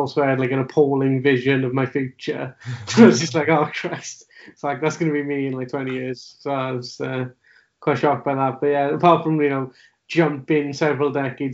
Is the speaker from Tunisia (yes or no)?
no; Wales, United Kingdom; as a Welsh speaker